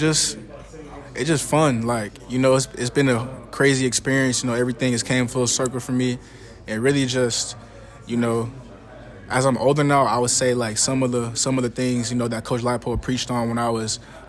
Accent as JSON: {"language": "English", "town": "Buffalo", "region": "New York", "country": "United States", "moved": "yes", "lives_now": "Lawrence, United States", "said": "I'm from Buffalo, so the winters are pretty bad."}